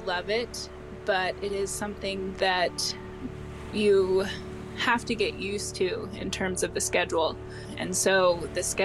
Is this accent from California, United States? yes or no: no; Portland, Oregon, United States; moved away as an adult; also born or lived in Dutch Harbor, Alaska; now in Seattle, United States; I grew up in Portland, Oregon, which is just south of Seattle by a few hours